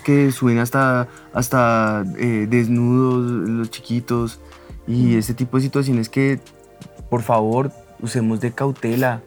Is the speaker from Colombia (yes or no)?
yes; Colombia; nosotros como colombianos